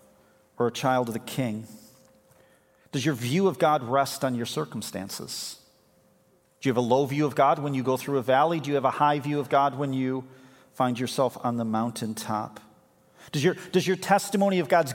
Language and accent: English; Chicago, Illinois, United States; moved away as an adult; now in Grand Haven, United States; I grew up in Chicago. This is kind of my home turf